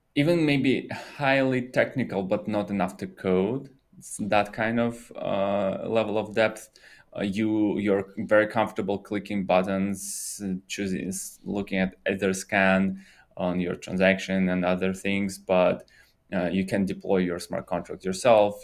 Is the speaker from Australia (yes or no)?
no; Russia; moved away; I'm originally from Russia